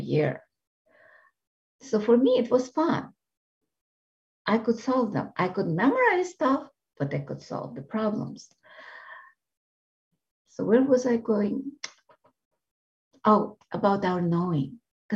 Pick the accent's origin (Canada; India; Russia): Russia; moved away; I grew up in Russia